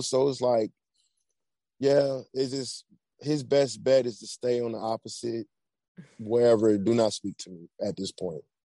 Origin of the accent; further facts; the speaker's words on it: Atlanta, Georgia, United States; moved away as an adult; also born or lived in Virginia; I'm originally from Atlanta